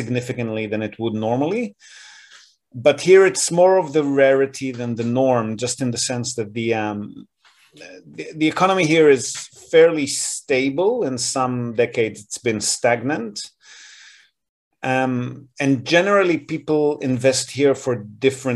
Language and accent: English; Israel; now in Japan; I grew up in Israel